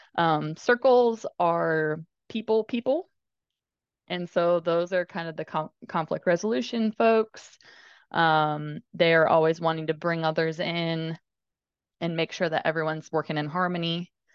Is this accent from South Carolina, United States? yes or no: no; Indiana, United States; I grew up in Indiana